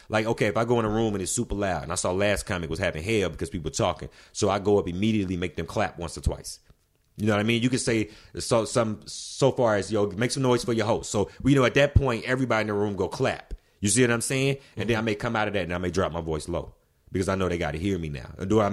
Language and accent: English; Alabama, United States; I figured, you know, I was coming from Alabama, so I'm like, let me do like a medium sized city, then let me jump to like the biggest city, like in LA.